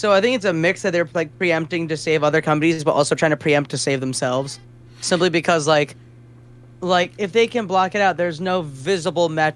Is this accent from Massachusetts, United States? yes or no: yes; Ludlow, Massachusetts, United States; I got to play the festival in my hometown